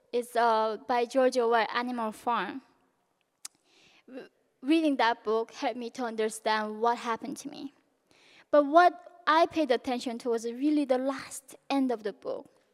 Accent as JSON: {"language": "English", "country": "North Korea", "tie": "born or raised there", "moved": "yes", "lives_now": "United States", "said": "growing up in North Korea"}